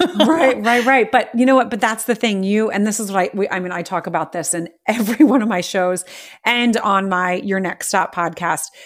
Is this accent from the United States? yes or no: yes; United States; I'm American